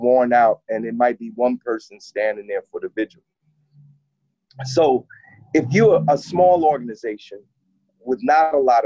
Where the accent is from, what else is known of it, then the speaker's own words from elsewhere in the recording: Newark, New Jersey, United States; now in Montclair, United States; I'm from Newark, but for the last few years or so, I've lived